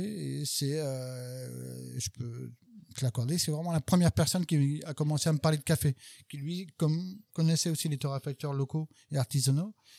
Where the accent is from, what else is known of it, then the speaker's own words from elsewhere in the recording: Rennes, Brittany, France; also born or lived in Sarthe; now in Paris, France; Je suis né à Rennes, capitale de la Bretagne, et ça, ça me va bien. ça, ça me va bien, mais d'origine quand même sartoise